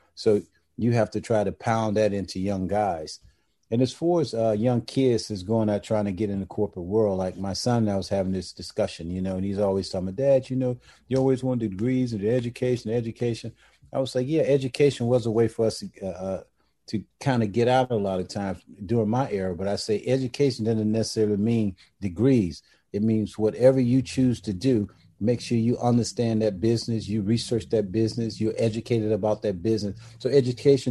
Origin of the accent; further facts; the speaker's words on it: Georgia, United States; moved away as an adult; growing up in Georgia, we really didn't see that much NBA